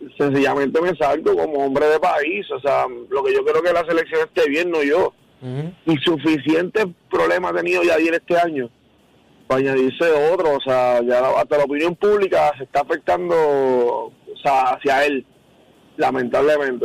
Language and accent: Spanish; Kansas City, Missouri, United States; yo soy de Kansas City